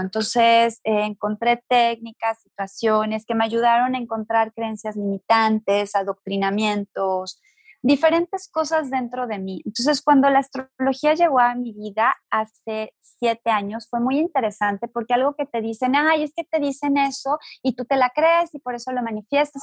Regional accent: Guadalajara, Jalisco, Mexico; yo nací en una familia sumamente religiosa, soy de Guadalajara

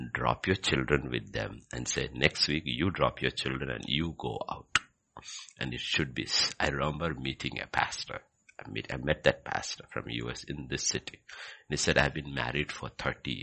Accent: Kerala, India; growing up in Kerala

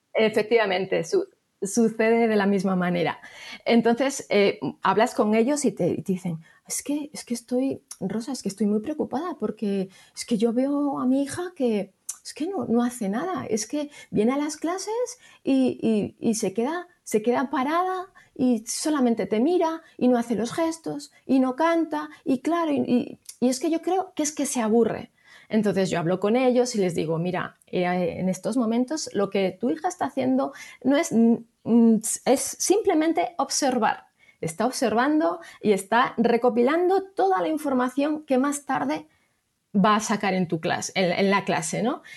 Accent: Salamanca, Castile and León, Spain; yo estoy en Salamanca, soy de Salamanca

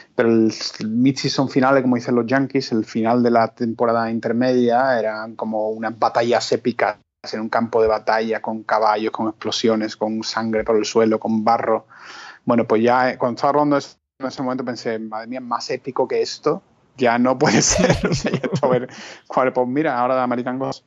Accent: Spain; éramos como dos españoles

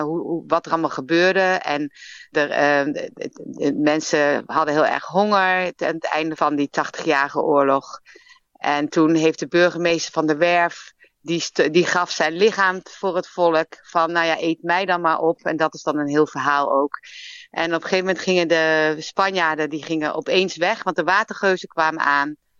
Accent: Arnhem, Gelderland, Netherlands; moved away as an adult; also born or lived in Leiden; now in Melbourne, Australia; Ik ben geboren en getogen in Arnhem. Ik ben echt Arnhems meisje

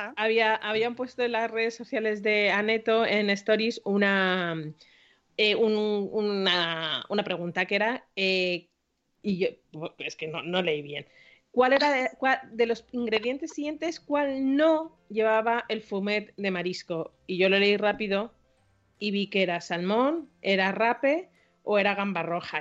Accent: Madrid, Community of Madrid, Spain; soy madrileña por los cuatro costados

